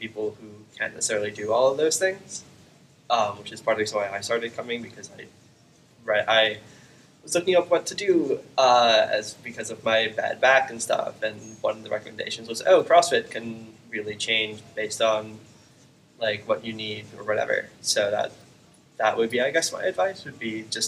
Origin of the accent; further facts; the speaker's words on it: Long Island, New York, United States; moved away as an adult; also born or lived in Borough Park, Brooklyn; now in Jersey City, United States; I grew up on Long Island.